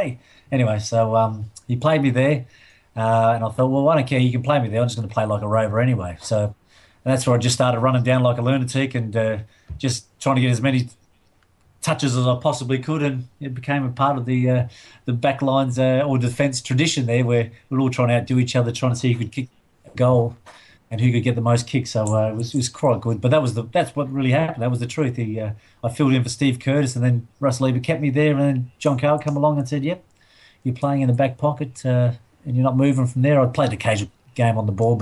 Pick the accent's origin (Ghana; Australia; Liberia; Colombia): Australia; Adelaide, South Australia; I grew up in the Rosewater area